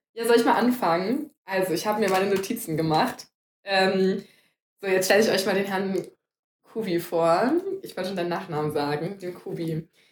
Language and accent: German; Cologne, North Rhine-Westphalia, Germany; wir sind ja beide Kölner, ne? wir sind zwei Kölsche